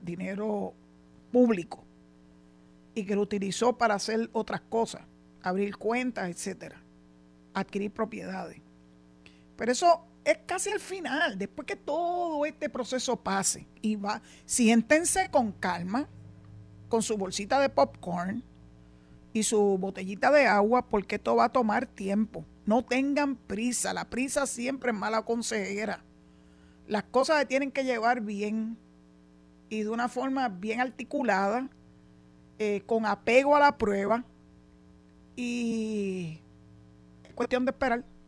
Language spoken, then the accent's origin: Spanish; Puerto Rico; vivimos aquí, nacimos aquí